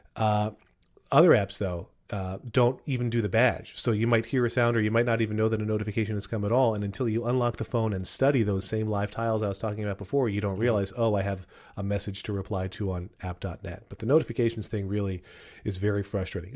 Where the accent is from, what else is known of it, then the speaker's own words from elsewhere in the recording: Wyomissing, Pennsylvania, United States; my hometown of Why I'm Missing Pennsylvania